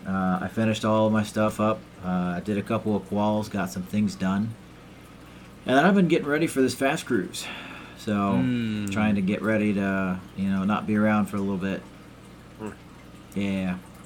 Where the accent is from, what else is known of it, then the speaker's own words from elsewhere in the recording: South Carolina, United States; I came from South Carolina.